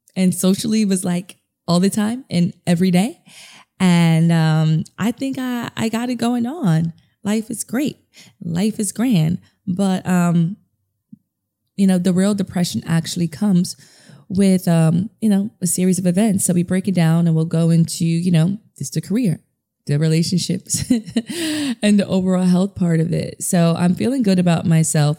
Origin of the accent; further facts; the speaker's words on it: New York City, New York, United States; I'm a DJ from New York City